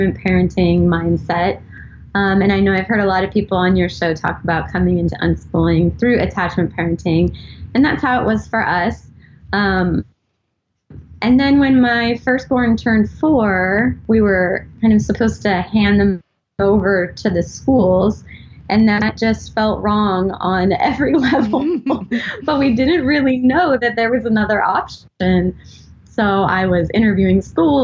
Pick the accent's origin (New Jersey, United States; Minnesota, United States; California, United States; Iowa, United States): California, United States; San Diego; moved away as an adult; now in Pacific Northwest, United States; I am originally from San Diego, and we moved here just over a year ago